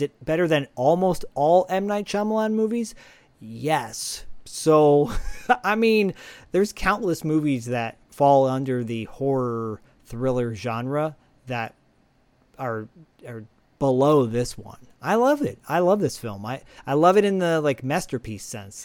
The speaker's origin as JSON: {"language": "English", "region": "Michigan", "country": "United States", "tie": "born or raised there", "said": "my home state"}